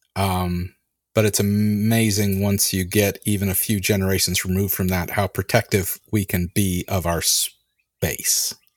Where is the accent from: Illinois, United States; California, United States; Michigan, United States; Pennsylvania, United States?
California, United States; I grew up in California